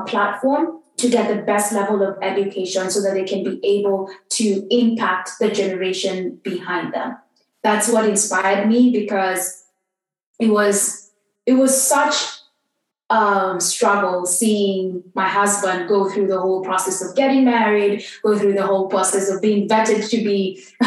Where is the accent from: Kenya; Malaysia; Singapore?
Kenya; I grew up in Kenya, and Kenyan is a very patriarchal society